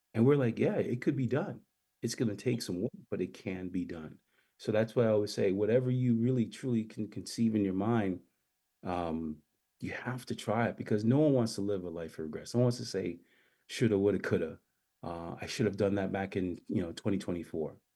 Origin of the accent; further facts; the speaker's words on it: U.S. Virgin Islands; moved away; also born or lived in St. Thomas, US Virgin Islands / Massachusetts, United States / Brooklyn, New York, United States; Born in St. Thomas, grew up in St. John, commuted every day by boat.